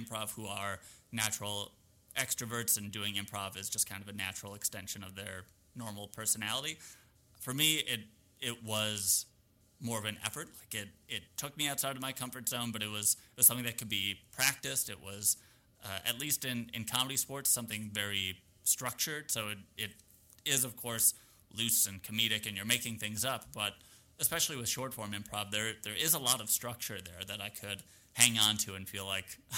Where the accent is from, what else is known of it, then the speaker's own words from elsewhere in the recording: Milwaukee, Wisconsin, United States; also born or lived in Evanston / Chicago; So I was born in Milwaukee, Wisconsin, same home all the way from birth through graduating high school, and then to Northwestern University in Evanston, just north of Chicago, then moved to Chicago for 7 ye